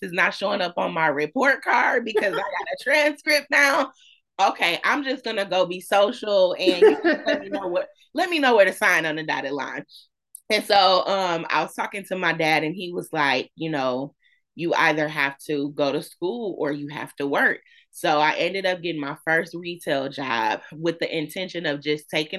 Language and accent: English; Flint, Michigan, United States; born and raised in Flint, graduated from Northern.